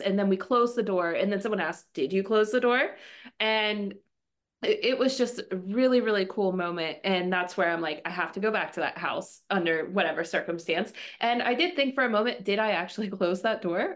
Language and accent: English; Western Pennsylvania, United States; I am from Western Pennsylvania.